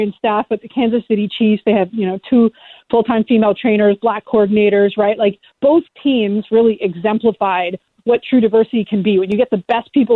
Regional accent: Canada; I'm Canadian

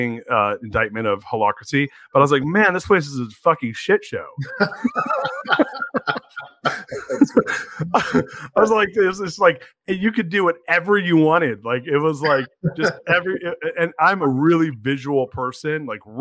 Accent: California, United States; moved away as an adult; now in Austin, United States; I'm originally from California

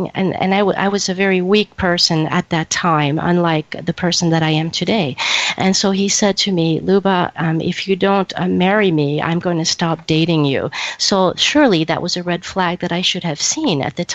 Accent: Champaign, Illinois, United States; moved away as an adult; also born or lived in Greece; now in Toronto, Canada; I met Michael at a junior college in Champaign, Illinois, which is my hometown

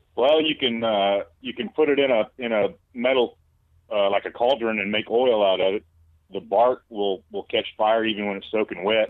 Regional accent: Alabama, United States; I'm from Alabama

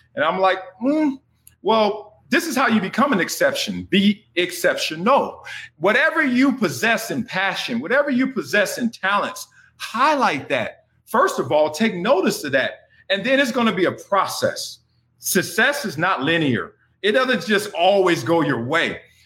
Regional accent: Los Angeles, California, United States; I grew up in Los Angeles, Compton, California, South Central in the 70s, in the 80s

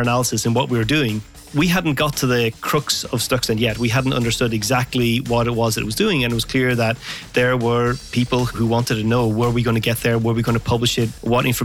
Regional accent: Ireland; now in Los Angeles, United States; I'm Irish, but I'm living in Los Angeles, so I would make a lot of calls home to Ireland

